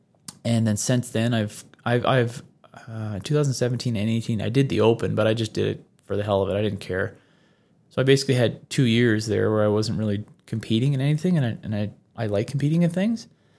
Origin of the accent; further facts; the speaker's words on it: Newfoundland and Labrador, Canada; I'm from the Labrador section. I'm not the island. I'm not the islander. Mm-hmm. But I guess that my accent 10 years ago, 15 years ago, definitely would have suggested I was a Newfie.